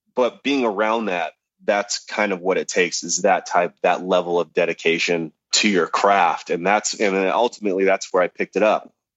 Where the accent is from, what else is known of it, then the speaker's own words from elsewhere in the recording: Los Angeles, California, United States; also born or lived in Hollywood; I was born in Hollywood, but I grew up in the San Fernando Valley.